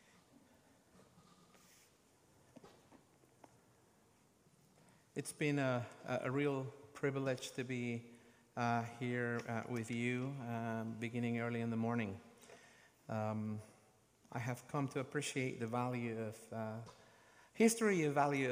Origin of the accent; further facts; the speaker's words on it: Guatemala; my home country, Guatemala